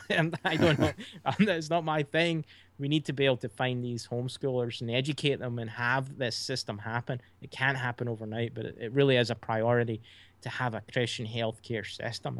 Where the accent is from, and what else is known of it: Scotland, United Kingdom; moved away as an adult; now in United States